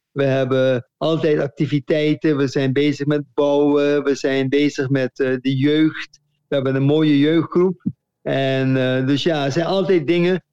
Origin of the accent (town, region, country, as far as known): Curaçao; moved away as an adult; also born or lived in Netherlands